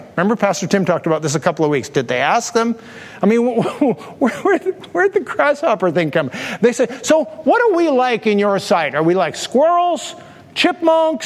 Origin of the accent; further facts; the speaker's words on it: Canada; we're Canadians